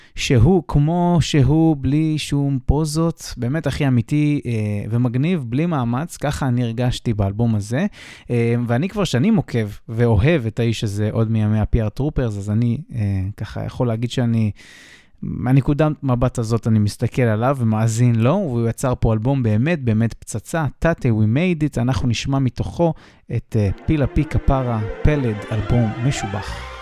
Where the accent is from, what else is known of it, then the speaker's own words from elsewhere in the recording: Israel; moved away; כישראלי שמתגורר מחוץ לארץ כבר שנים